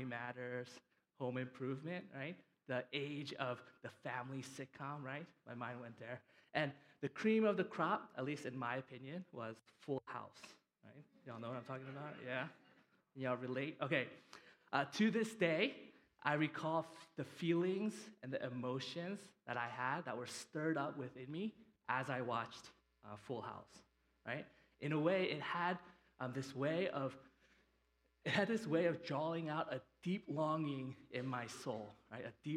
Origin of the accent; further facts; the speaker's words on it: United States; Them coming from Korea and me growing up here in the United States